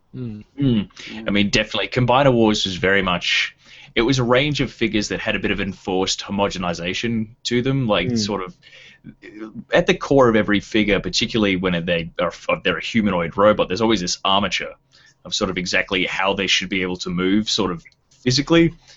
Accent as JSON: {"language": "English", "region": "Tasmania", "country": "Australia", "said": "I'm from Tasmania"}